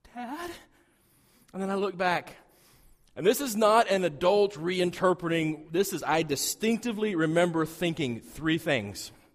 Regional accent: southeastern Wyoming, United States; I grew up in Wyoming

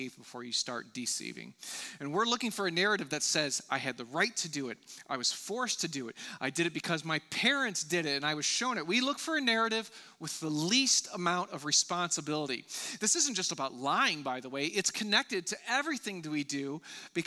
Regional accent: United States; I'm an American

